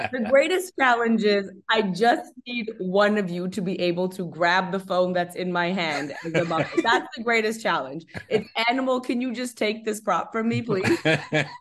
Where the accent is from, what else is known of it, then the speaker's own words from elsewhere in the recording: Canada; I'm Canadian